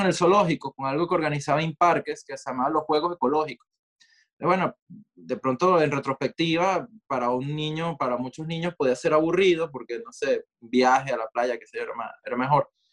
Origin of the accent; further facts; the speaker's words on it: Maracay, Aragua, Venezuela; moved away as an adult; also born or lived in Caracas; now in New York, United States; Si bien crecí en Caracas, nací en Caracas, crecí en Maracay